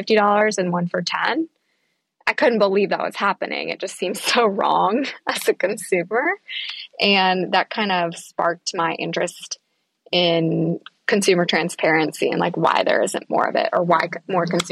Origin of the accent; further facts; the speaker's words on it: Virginia, United States; I am a farm girl from the middle of nowhere in Virginia